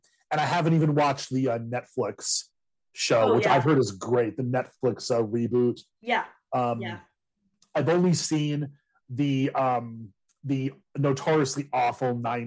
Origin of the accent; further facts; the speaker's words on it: Duluth, Minnesota, United States; There's actually a reference to Duluth, Minnesota, my hometown.